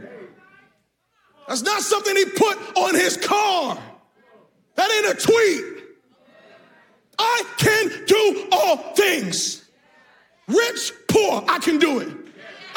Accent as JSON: {"language": "English", "town": "Boston", "region": "Massachusetts", "country": "United States", "moved": "yes", "said": "I'm from Boston."}